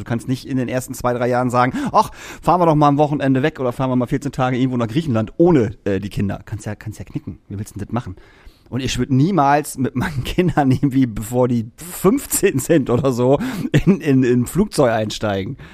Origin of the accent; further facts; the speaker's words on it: Lingen, Lower Saxony, Germany; now in Hamburg, Germany; in meiner alten Heimat in Lingen.